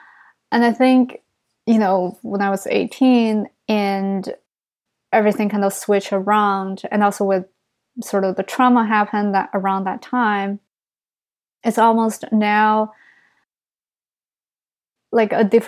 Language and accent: English; New York, United States; as a New Yorker